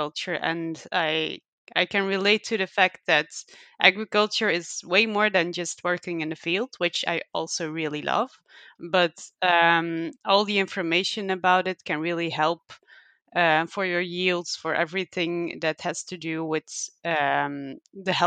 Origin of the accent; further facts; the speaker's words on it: Belgium; I am from Belgium.